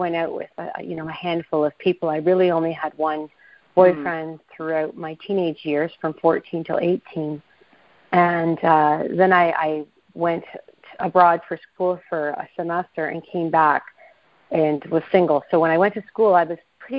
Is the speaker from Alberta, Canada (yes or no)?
no; Toronto area, north of Toronto, Ontario, Canada; also born or lived in Ottawa, Canada; I was from the Toronto area, north of Toronto